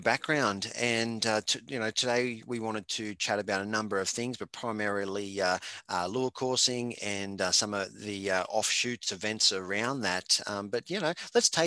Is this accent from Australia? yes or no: yes; Australia; being an Australian